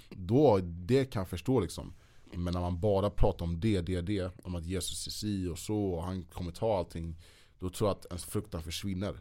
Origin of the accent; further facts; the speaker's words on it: Sweden; vi svenskar